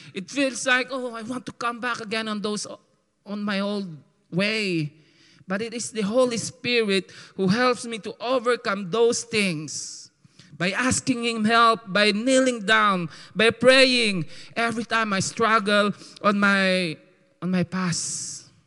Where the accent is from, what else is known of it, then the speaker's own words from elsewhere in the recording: Philippines; accent: call center Filipino; my call center Filipino accent